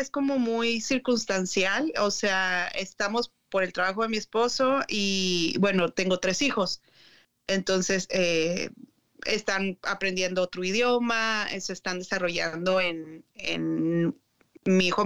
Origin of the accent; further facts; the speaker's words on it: Chihuahua, Mexico; also born or lived in Durango / Ciudad Juárez / Mexico City / Monterrey; now in Michigan, United States; Nací en la ciudad de Durango, y luego me crié en Chihuahua y he vivido en Ciudad Juárez, la Ciudad de México, Monterrey y luego Michigan, después me fui a Missouri y volví a Michigan.